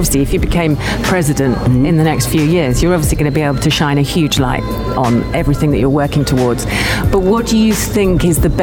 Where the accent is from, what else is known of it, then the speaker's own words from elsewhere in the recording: England, United Kingdom; now in United Arab Emirates; I'm English